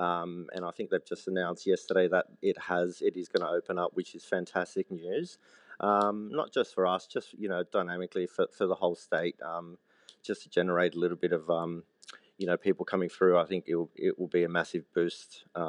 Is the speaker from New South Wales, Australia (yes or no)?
yes; Sydney, New South Wales, Australia; I grew up in Western Sydney, so from a young age, Mum would go shopping in Cabramatta for meat and do her vegetable something else. So it was very multicultural.